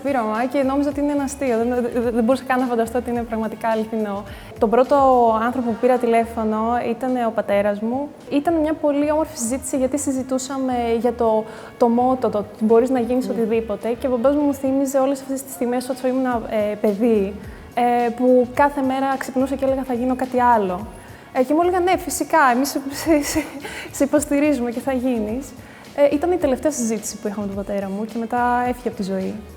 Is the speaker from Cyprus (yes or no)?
no; Thessaloniki, Central Macedonia, Greece; είμαι στη Θεσσαλονίκη, γιατί είναι η πόλη μου